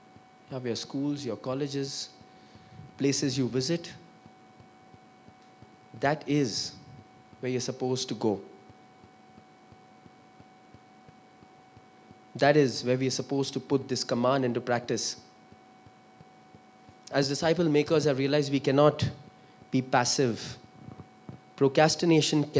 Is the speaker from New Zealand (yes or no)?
no; Kolkata, West Bengal, India; also born or lived in Sindh / Pune; I come from Calcutta.